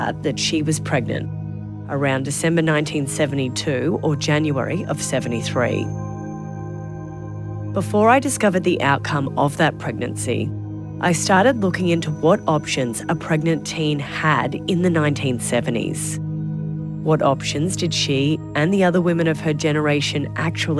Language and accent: English; Queensland, Australia; my home state of Queensland